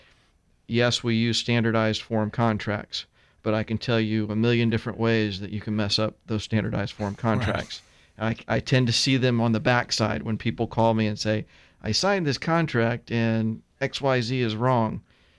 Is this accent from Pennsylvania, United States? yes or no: no; Tampa, Florida, United States; Yeah, my sister and I are third generation.